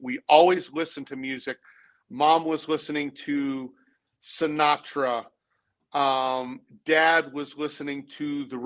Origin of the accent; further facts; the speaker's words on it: Boston, Massachusetts, United States; moved away as an adult; also born or lived in Texas; now in Nashville, United States; I was born in Boston. I was raised in the suburbs.